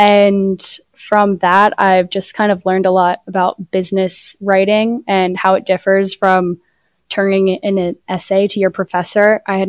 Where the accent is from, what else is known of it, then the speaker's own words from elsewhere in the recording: Medford, United States; So I grew up in Medford, and obviously Brian Radwell's from Medford.